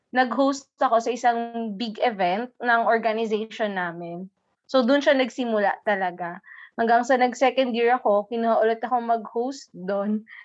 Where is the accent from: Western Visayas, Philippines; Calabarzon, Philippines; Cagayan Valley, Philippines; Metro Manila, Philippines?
Western Visayas, Philippines; syempre, sa aton, as an Ilonggo woman, bulbul is balahibo.